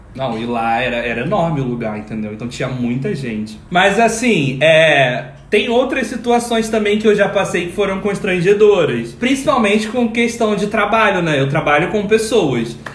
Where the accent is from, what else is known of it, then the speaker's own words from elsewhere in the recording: Macaé, Rio de Janeiro, Brazil; Eu, jovenzinho, estava lá na cidade da onde eu nasci, em Macaé